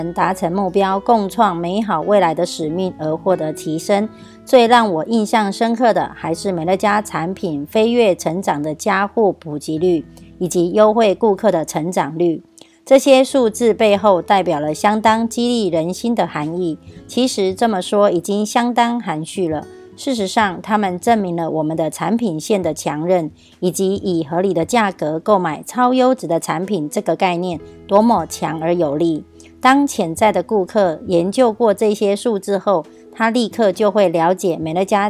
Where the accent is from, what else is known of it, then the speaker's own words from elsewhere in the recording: Miaoli, Miaoli County, Taiwan; 今天要为大家导读的主题是坚韧不摧的事业模式。